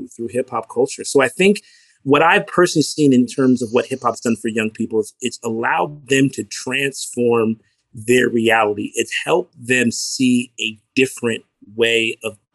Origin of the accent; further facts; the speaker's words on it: Newark, New Jersey, United States; from a family where my father was a Newark City school teacher for 35 plus years, born and raised in Newark